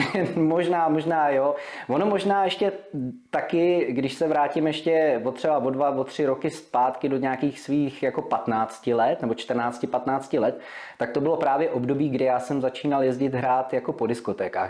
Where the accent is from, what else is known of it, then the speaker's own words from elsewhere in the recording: Vysočina Region, Czechia; also born or lived in Prague; já jsem se narodil v Praze, do svých pěti let jsem býval v Praze. Eh, pak jsme se přestěhovali s našima, nebo naši se přestěhovali na Vysočinu do krásné malební vesničky Krasuňov, to je u Humpolce.